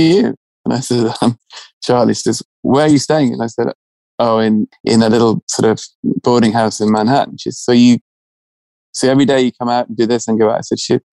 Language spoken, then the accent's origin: English; England, United Kingdom